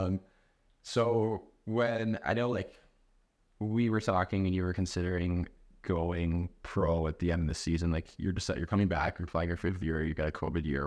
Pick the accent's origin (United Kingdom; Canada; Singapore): Canada; we're Canadian